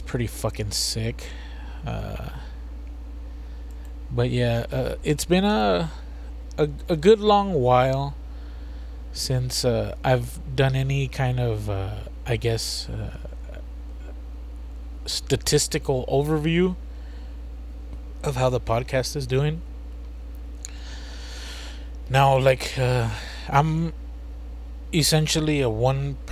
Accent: United States; we're from the United States.

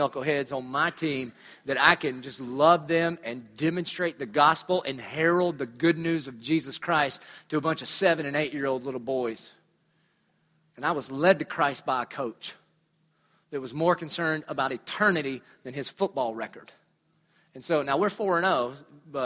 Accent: Dillon, United States; moved away; I'm from Dillon.

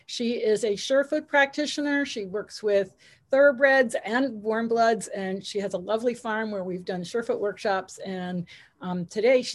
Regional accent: Connecticut, United States; moved away; I grew up in Connecticut

